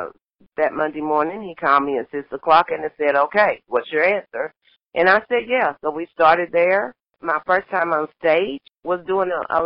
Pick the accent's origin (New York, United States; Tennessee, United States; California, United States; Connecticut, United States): Tennessee, United States; Harriman; I'm from Harriman, Tennessee, about 45 miles west of Knoxville